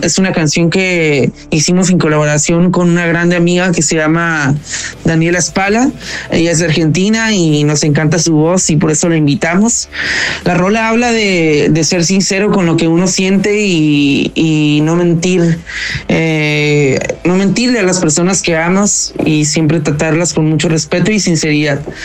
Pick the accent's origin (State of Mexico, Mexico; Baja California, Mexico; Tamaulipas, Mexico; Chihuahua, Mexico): Baja California, Mexico; Tijuana; moved away as an adult; now in Mexico City, Mexico; somos de Tijuana, California